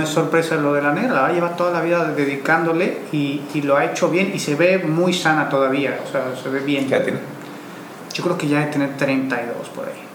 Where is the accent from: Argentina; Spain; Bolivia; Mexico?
Mexico; nosotros como mexicanos